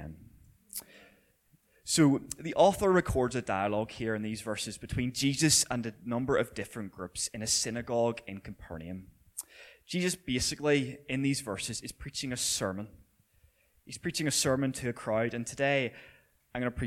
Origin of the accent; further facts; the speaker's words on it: Belfast, Northern Ireland, United Kingdom; also born or lived in Millisle; I grew up not so far from here in my teenage years in Orangefield, so I spent a lot of time running around these streets causing havoc.